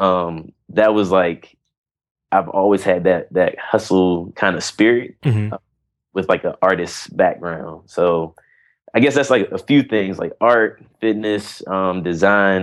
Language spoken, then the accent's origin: English; Washington, District of Columbia, United States; also born or lived in North Carolina; I'm from Washington, D.C. I'm a D.C. native, which is and I live here now